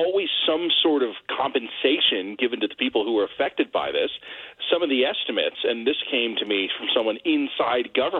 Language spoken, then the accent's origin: English; Toronto, Ontario, Canada; my hometown